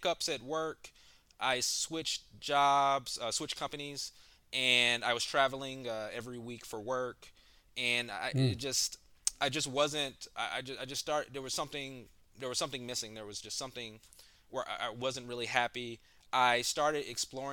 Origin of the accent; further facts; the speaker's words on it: Memphis, Tennessee, United States; moved away as an adult; also born or lived in Philadelphia / Nashville; now in Atlanta, United States; I'm originally from Memphis, Tennessee